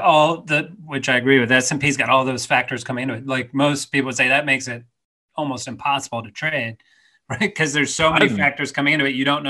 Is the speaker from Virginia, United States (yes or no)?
no; Florida, United States; I grew up in Florida.